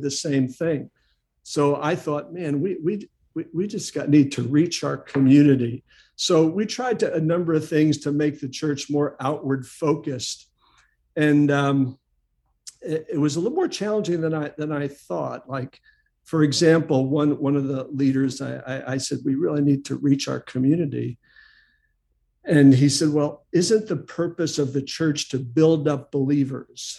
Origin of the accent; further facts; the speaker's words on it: New York City, New York, United States; also born or lived in Long Island / Ridgewood, New Jersey; I grew up on Staten Island, so I was just south of Manhattan